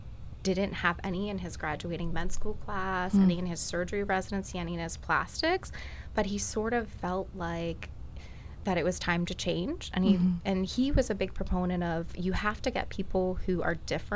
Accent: Port Charlotte, Florida, United States; also born or lived in Miami; So I grew up in Florida. I'm actually one of the true Floridians. I was born and raised here, and my family lives on the other coast in a small town, Port Charlotte, which kind of has the same vibe. You know, everybody knows each other.

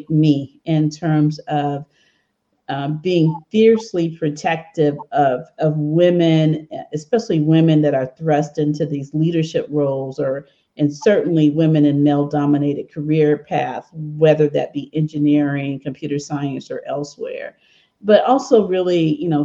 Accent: Memphis, Tennessee, United States; now in Bay Area, United States; when I was a 10-year-old or 8-year-old, 7-year-old girl growing up in Memphis, Tennessee

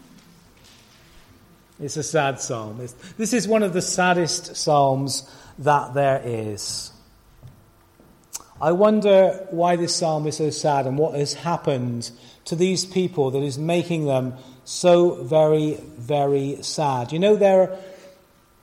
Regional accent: Gloucester, South West England, United Kingdom; moved away; we were doing a concert last night in Gloucester, my hometown. It was really lovely to be back there in the church where Ingrid and I spent our teenage years and beyond.

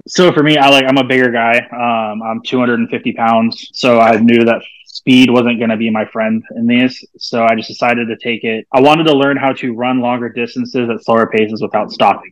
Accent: Santa Rosa, California, United States; moved away; I grew up in Santa Rosa

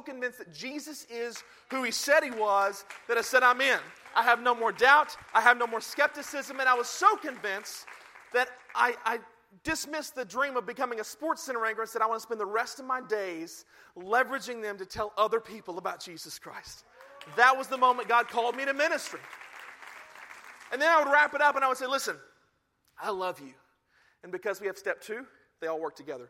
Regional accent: the Bible Belt, United States; I grew up in the Bible Belt, in the prong of the Bible Belt

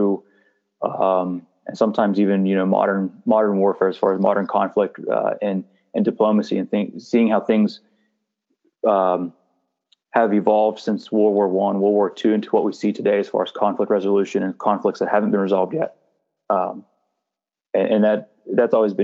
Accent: Lewistown, United States; I grew up in Lewistown.

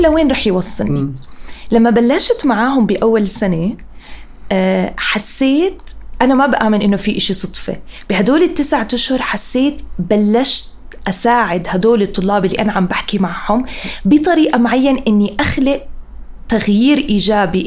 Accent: Amman, Amman Governorate, Jordan; also born or lived in Africa / London; أنا انولدت وعشت هون بالأردن بعمان.

